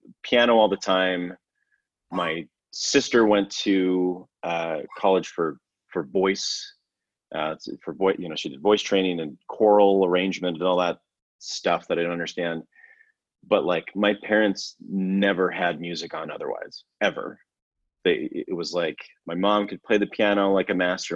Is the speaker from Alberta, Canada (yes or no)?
yes; Alberta, Canada; I grew up in Alberta, so above Montana, Idaho